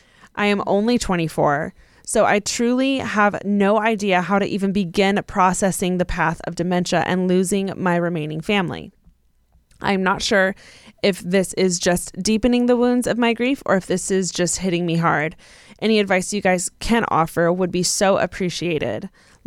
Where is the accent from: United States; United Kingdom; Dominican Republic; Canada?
United States; California; I'm also from California.